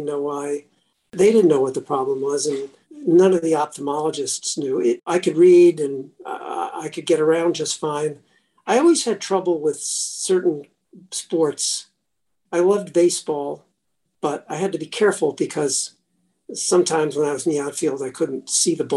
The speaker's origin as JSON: {"language": "English", "town": "Silver Spring", "region": "Maryland", "country": "United States", "tie": "born or raised there", "also_born_or_lived": "Washington, D.C. / Michigan / Chicago", "moved": "as an adult", "said": "I was born in Washington, D.C., March 1942. I grew up in Silver Spring, Maryland."}